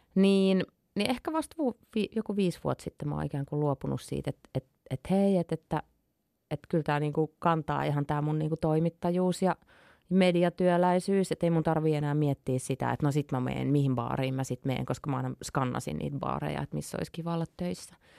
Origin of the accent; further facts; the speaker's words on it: Imatra, South Karelia, Finland; also born or lived in northern Finland; mä kasvoin tosiaan Imatralla niin kun, no mun juuret on pohjois mutta sitten muutin yhdeksänvuotiaan Imatralle